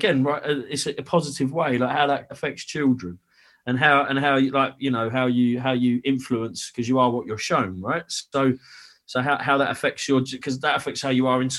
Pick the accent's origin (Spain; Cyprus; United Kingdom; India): United Kingdom; London; moved away; also born or lived in Essex; I grew up in East London, really. Like I went to school in Oxton